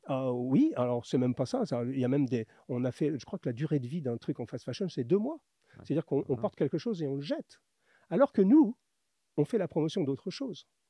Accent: Paris, Île-de-France, France; also born or lived in north of Atlanta, Georgia, United States; je suis de Paris

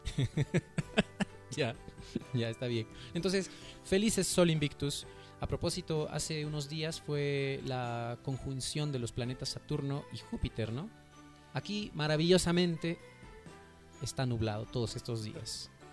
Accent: Peru; yo me siento identificado con la cultura andina y la cultura peruana

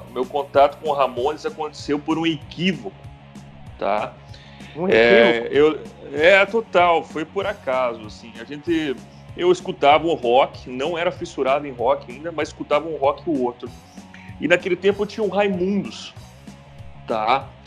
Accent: Mafra, Santa Catarina, Brazil; Sou natural de Santa Catarina, na cidade de Mafra, uma pequena cidade de Santa Catarina. É próxima de Curitiba, duas horas de Curitiba, 50 mil habitantes.

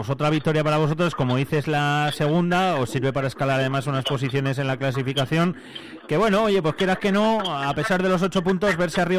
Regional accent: Quintana, Castile and León, Spain; ¿Que tuviste que ir a mi pueblo ahí a resartirte o qué?

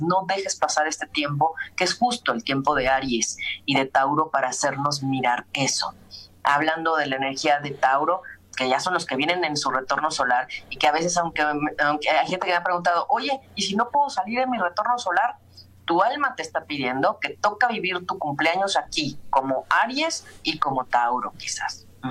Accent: Mexico

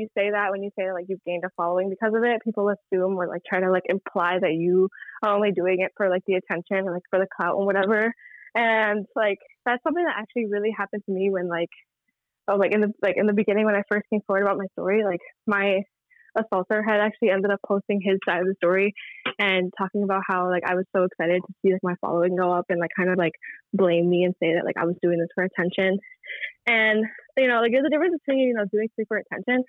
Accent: New York City, New York, United States; also born or lived in Brooklyn, New York City; I was born in Brooklyn, and then I moved to Queens when I was like 8.

